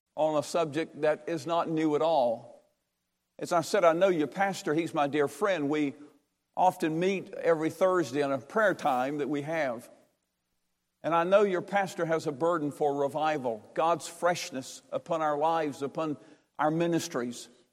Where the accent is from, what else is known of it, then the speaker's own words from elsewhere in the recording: Durham, North Carolina, United States; I'm from Durham, North Carolina.